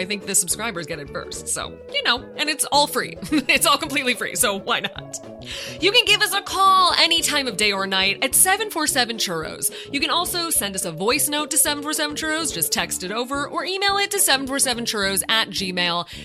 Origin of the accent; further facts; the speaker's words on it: California, United States; As a Californian